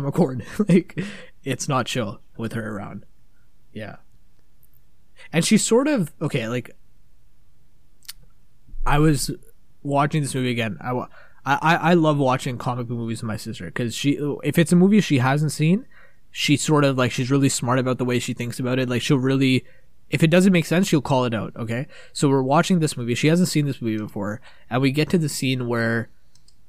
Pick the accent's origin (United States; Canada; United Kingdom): Canada; We're fucking from Canada.